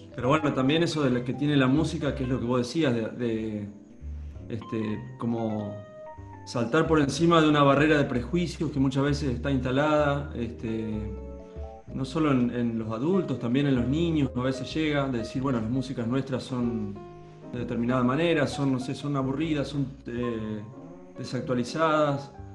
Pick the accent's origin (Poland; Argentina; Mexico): Argentina; Litoral, Santa Fe; Nosotros somos del litoral, de Santa Fe, donde empieza el litoral